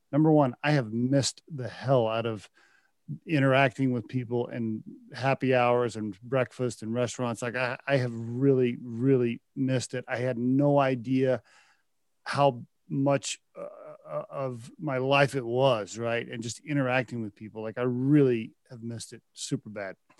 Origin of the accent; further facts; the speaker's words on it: Oklahoma, United States; moved away; also born or lived in Texas; I lived in Texas for a while and I grew up in Oklahoma